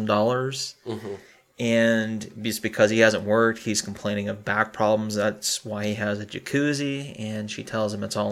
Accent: United States; being American

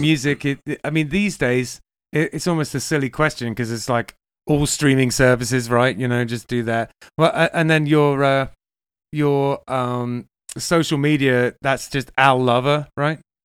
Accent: England, United Kingdom; moved away; also born or lived in Manchester; I'm English

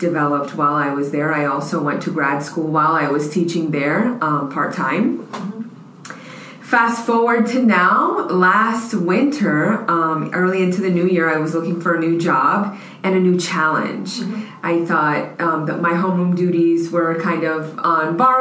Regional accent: United States; I am local. Yep. I went to Churchill

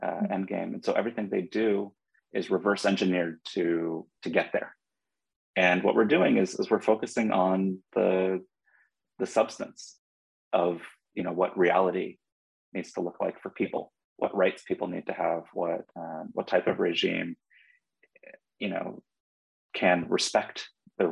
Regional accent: Los Angeles, California, United States; accent: American; now in Israel; I was born and raised in Los Angeles.

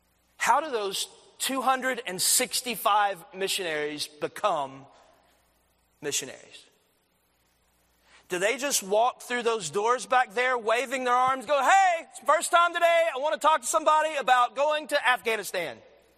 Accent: Athens, United States; I had 1,000 people going to my church growing up in Athens.

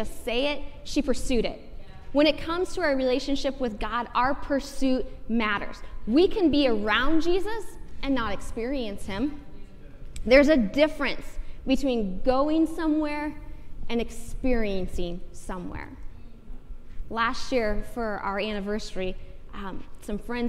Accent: Iowa, United States; now in Lawrence, United States; I grew up in Iowa

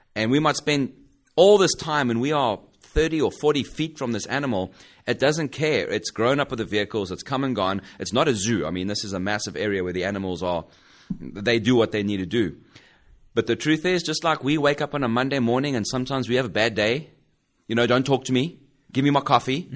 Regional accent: South Africa; moved away as an adult; now in United States; I grew up in South Africa

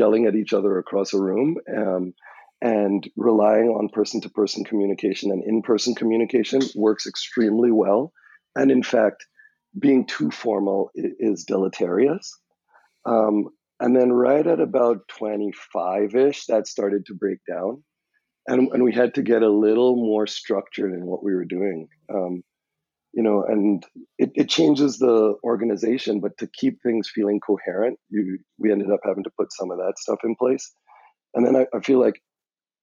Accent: Trinidad & Tobago; moved away as an adult; now in United States; I'm from Trinidad and Tobago, and when you come to the U.S. as a foreign student

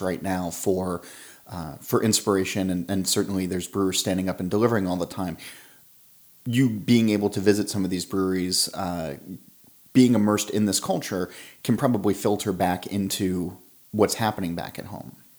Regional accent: South Orange, New Jersey, United States; We're in South Orange, which is my hometown

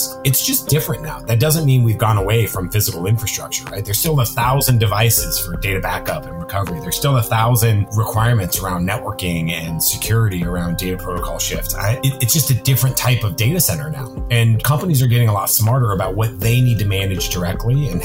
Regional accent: Washington, United States; also born or lived in New York; I've sort of been in and around Washington forever

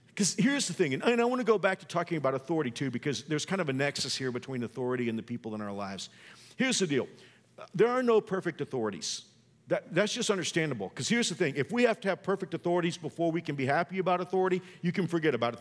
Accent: the South, United States; I know I'm old school and I'm from the South.

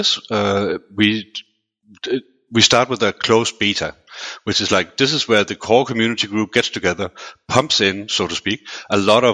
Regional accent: Denmark; also born or lived in United Kingdom; now in Switzerland; originally I was born and raised in Denmark

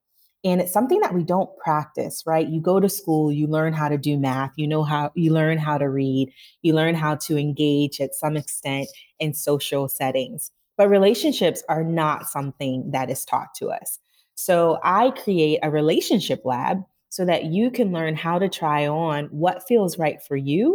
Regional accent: Northeast Ohio, United States; now in Accra, Ghana; I am from Ohio, Northeast Ohio

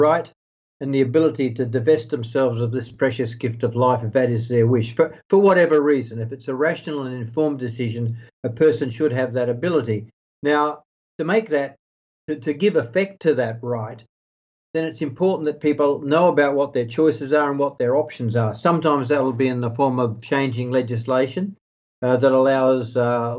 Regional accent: Australia; now in Netherlands; my home country, Australia

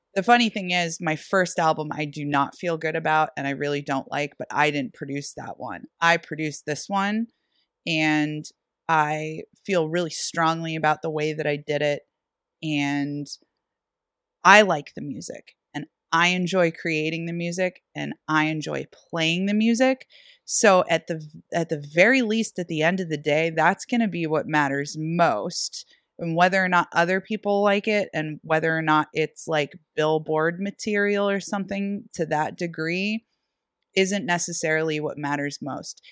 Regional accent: Erie, Pennsylvania, United States; Sherlock's in Erie, Pennsylvania, my hometown

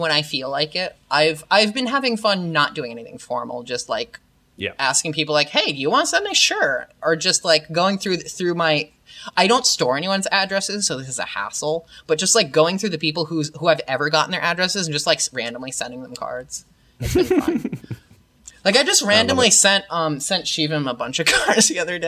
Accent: New York, United States; I'm totally from New York.

